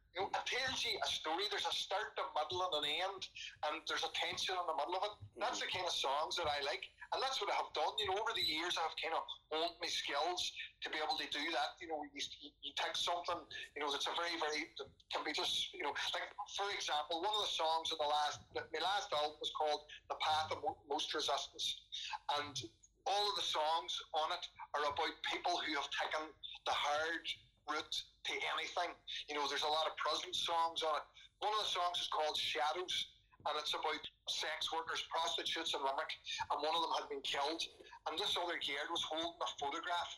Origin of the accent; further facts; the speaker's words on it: Derry, Northern Ireland, United Kingdom; when I was growing up in Derry during the 80s